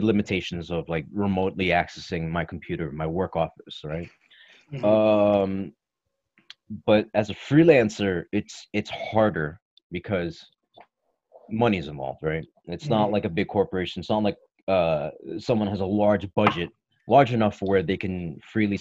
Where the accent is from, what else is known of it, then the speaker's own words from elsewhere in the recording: Toronto, Windsor, Ontario, Canada; born and raised in Toronto, Windsor, Ontario, Canada